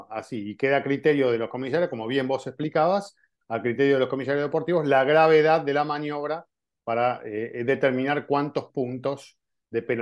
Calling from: Mexico City, Mexico; Hola formuleros, soy … de la Ciudad de México y mi pregunta es

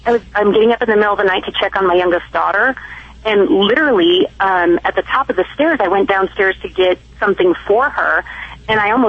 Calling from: Alta Loma, California, United States; Alta Loma, California.

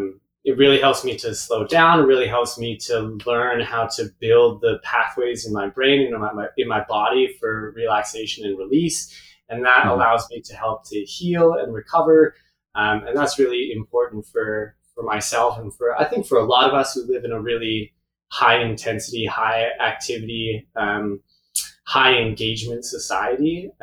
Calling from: Pemberton, British Columbia, Canada; I'm currently calling from my studio in Pemberton, BC, which is just north of Vancouver, Whistler area, our little kind of nook in the middle of the mountains.

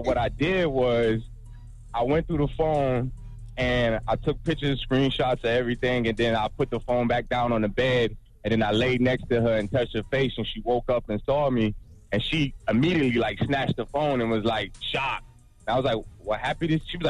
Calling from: Florida, United States; Yo, this T. I'm calling from Florida, man.

